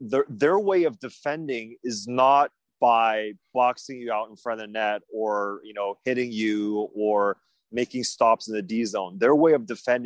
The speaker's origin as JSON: {"language": "English", "town": "Montreal", "region": "Quebec", "country": "Canada", "tie": "born or raised there", "also_born_or_lived": "China", "said": "I was born in China, but I grew up in Montreal"}